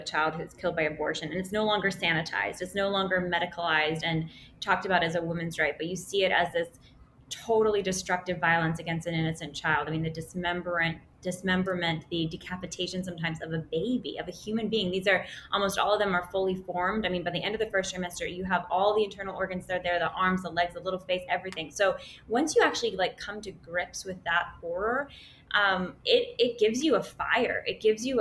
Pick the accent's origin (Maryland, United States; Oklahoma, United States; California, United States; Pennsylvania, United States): California, United States; Silicon Valley, Northern; We grew up in Silicon Valley, so Northern California